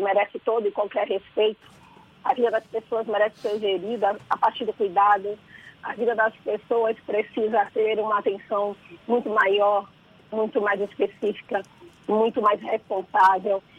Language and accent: Portuguese; Salvador, Bahia, Brazil; Salvador é a minha cidade, né? Eu conheço essa cidade desde que eu nasci. É, eu sou a menina que nasceu em São Gonçalo do Retiro